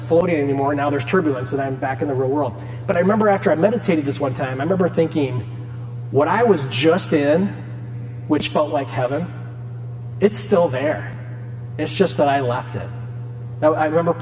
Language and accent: English; Cedar Rapids, Iowa, United States; I'm from Cedar Rapids, I went to All Saints and Regis